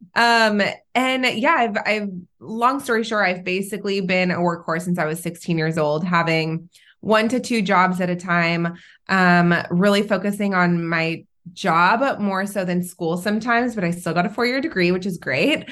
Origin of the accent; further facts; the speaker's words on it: California, United States; also born or lived in Israel / North Carolina; now in Orange County, United States; I am originally from Israel. At a very young age, I moved to California, um, with my parents